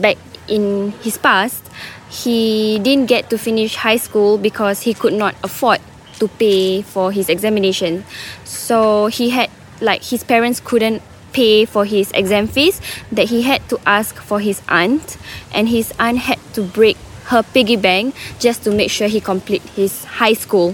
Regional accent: Singapore; moved away as an adult; now in Australia; I'm an international student and I'm from Singapore

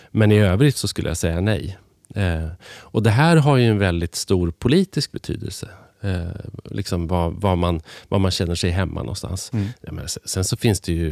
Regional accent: Hälsingland, Gävleborg County, Sweden; now in Stockholm, Sweden; jag är uppvuxen då i Hälsingland. Eh, växte upp på landet utanför

